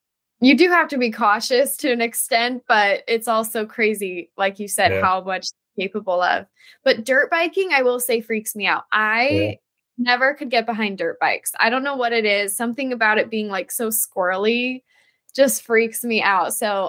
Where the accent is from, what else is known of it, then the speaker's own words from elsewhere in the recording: Denver, Colorado, United States; also born or lived in Florida; now in Los Angeles, United States; I'm actually originally from Denver, so that's kind of my home state.